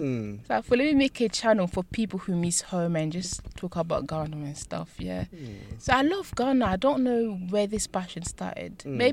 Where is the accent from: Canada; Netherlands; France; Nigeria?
France; born there; And yeah, I was born in France.